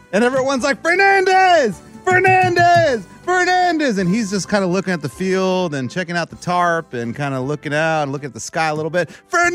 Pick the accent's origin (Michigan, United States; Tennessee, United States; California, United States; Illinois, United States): Tennessee, United States; Nashville; I'm from Nashville.